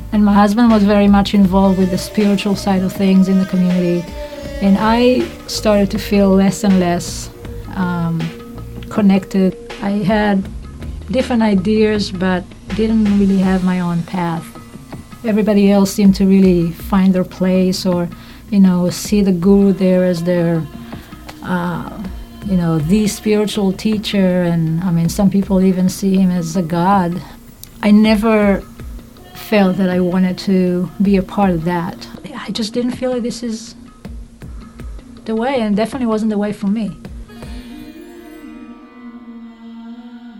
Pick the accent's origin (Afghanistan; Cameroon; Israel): Israel; moved away as an adult; I grew up in Israel, secular family